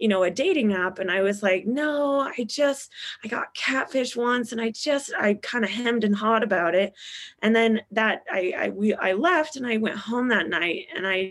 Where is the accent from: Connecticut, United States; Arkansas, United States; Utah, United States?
Utah, United States; moved away as an adult; also born or lived in Las Vegas, Nevada; now in Dallas, United States; I am from Utah and I moved out to Vegas for a PA school